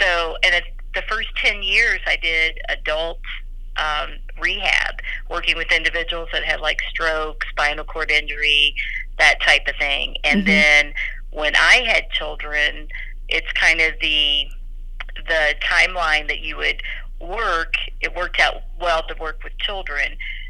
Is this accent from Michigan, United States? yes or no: no; Kentucky, United States; I grew up in Kentucky, where in a town that there were not any occupational therapists, like in the 70s, that I knew of.